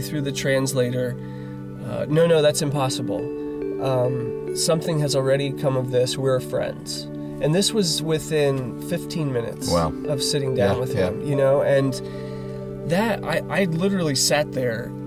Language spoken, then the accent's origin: English; United States; an American